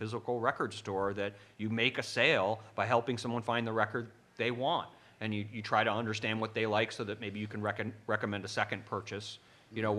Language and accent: English; Evanston, Illinois, United States; also born or lived in Chicago, Illinois; I'm from Evanston, Illinois